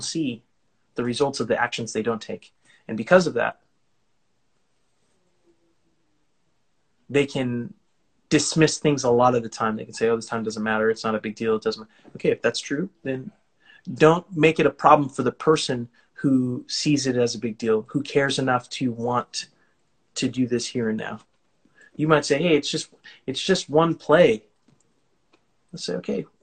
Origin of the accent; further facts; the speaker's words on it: California, United States; I'm from California